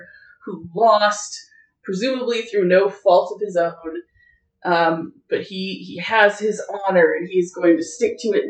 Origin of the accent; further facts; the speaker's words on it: United States; it's awkward to talk about this as an American